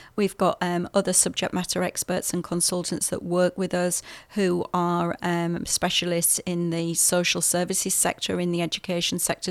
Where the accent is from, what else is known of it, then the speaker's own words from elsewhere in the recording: England, United Kingdom; moved away as an adult; now in New Zealand; You'll hear from my accent. I'm from the U K originally.